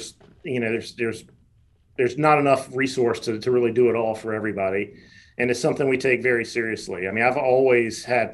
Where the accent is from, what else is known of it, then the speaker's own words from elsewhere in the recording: Charlotte, North Carolina, United States; So I was born in Charlotte. I learned how to swim at the Dowd YMCA. I played my first basketball game at the Dowd YMCA.